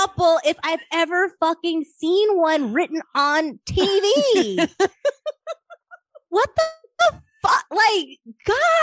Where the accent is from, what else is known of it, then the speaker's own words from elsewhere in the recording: Michigan, United States; I'm from Michigan